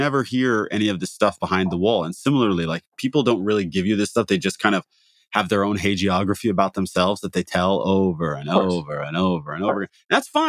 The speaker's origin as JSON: {"language": "English", "region": "Midwest", "country": "United States", "said": "It's a tornado thing. Like, not that it's, I'm from the Midwest."}